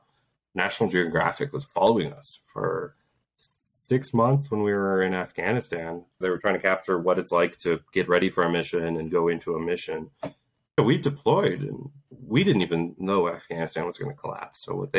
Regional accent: Poland; born there; I was born in Poland right when martial law happened back in the early 80s.

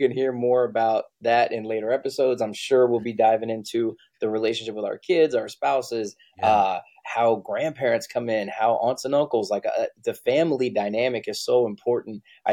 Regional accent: Texas, United States; whether it was Navy, growing up in Texas, what it was

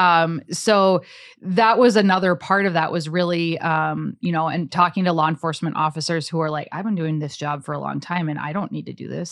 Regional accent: Cass Lake, Minnesota, United States; now in Roseville, United States; I grew up in Cass Lake, you know, really small town

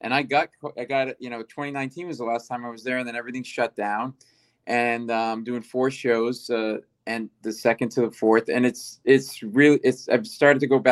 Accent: Providence, Rhode Island, United States; now in New York City, United States; I grew up in Providence, Rhode Island

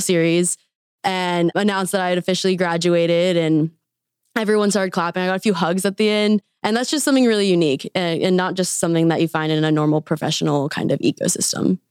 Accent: Wichita, Kansas, United States; moved away as an adult; also born or lived in Arkansas; now in Bentonville, United States; I am originally from Wichita, Kansas.

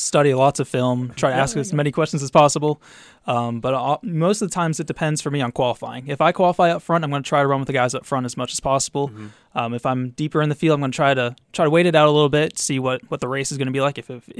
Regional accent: Wellesley, Massachusetts, United States; Wellesley, Massachusetts.

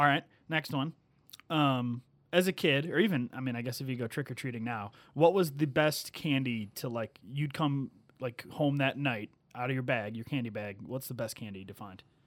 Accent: Sleepy Hollow, Illinois, United States; my hometown. So shout out Sleepy Hollow

